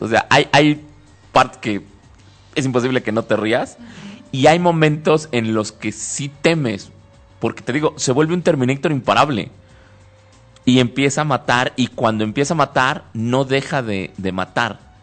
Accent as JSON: {"language": "Spanish", "country": "Mexico"}